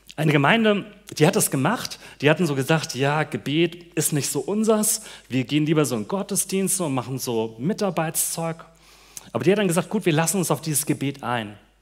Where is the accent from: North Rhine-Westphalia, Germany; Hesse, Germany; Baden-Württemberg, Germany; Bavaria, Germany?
Hesse, Germany; moved away; ich komme aus Hessen und bei mir in dem Gebiet feiert man Fasching nicht so